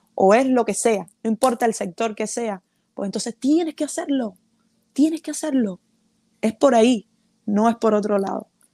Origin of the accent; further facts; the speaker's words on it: Cuba; moved away as an adult; la agrupación con la que salí de Cuba